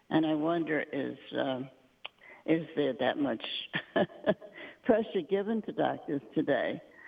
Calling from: Endicott, New York, United States; I'm calling from Endicott, New York, Father.

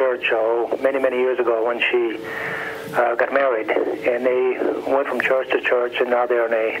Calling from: Tennessee, United States

